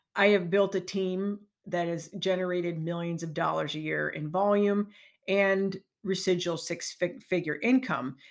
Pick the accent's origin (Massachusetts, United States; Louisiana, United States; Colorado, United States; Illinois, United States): Illinois, United States; Chicagoland; moved away as an adult; also born or lived in Park Ridge, Illinois / Minnesota; now in Lake Geneva, United States; I'm from the Chicagoland area